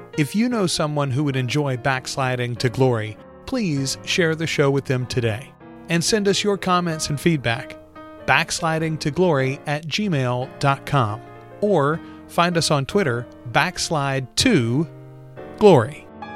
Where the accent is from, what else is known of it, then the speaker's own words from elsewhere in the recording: Bastrop, Louisiana, United States; I'm from Bastrop, Louisiana.